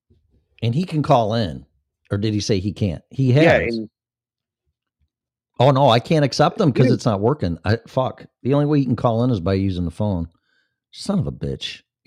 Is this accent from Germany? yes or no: no; Australia; I'm from Australia.